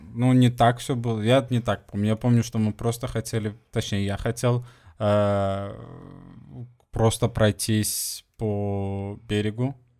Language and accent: Russian; Sweden; now in Portugal; из Швеции